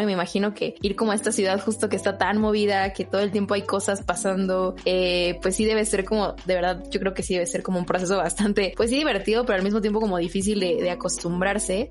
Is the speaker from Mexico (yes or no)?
yes; Mexico City, Mexico; uno como chilango